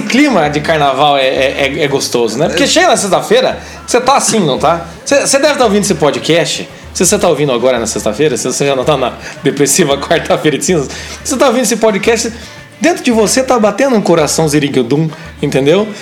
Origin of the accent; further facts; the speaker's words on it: Brazil; como a gente é brasileiro, ele tá no nosso sangue